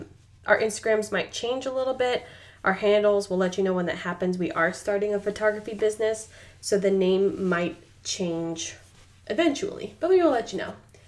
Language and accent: English; Arizona, United States; I am from Arizona.